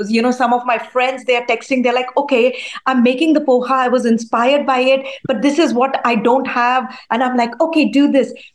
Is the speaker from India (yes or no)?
yes; India; now in United States; I was born in India. I grew up in India. Spent uh, you know uh, the majority of my childhood over there.